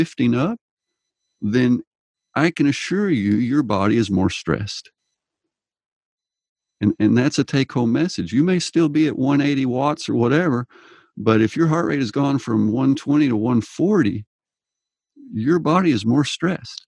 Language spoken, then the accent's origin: English; Texas, United States; I grew up in Texas